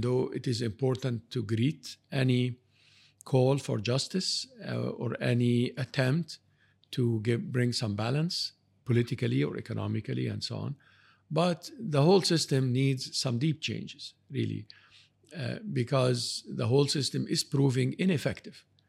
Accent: Canada; I'm, I'm from Canada.

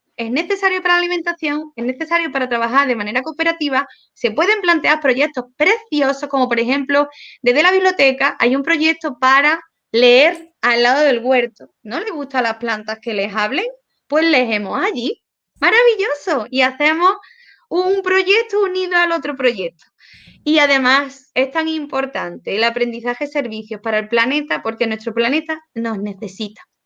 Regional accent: Córdoba, Andalusia, Spain; yo soy cordobesa, hablo mucho y muy rápido

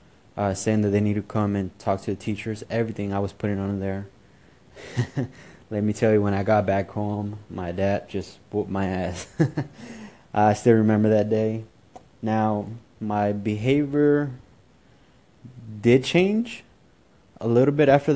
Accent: Houston, Texas, United States; also born or lived in Mexico; I was born in Mexico, but was raised in Houston. I arrived in Houston at the age of 3.

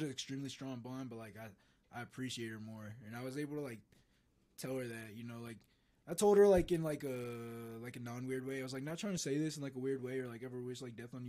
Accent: the South, United States; I was born in the South. I was raised in the South.

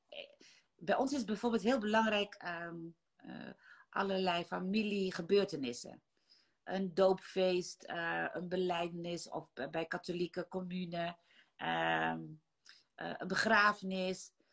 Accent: Netherlands; also born or lived in Maluku Islands (ancestry); Ik ben in Nederland geboren.

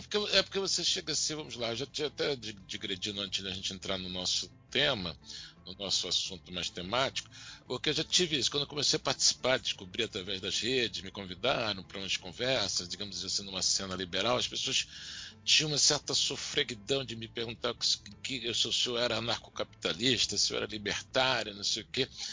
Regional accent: Bahia, Brazil; sou baiano

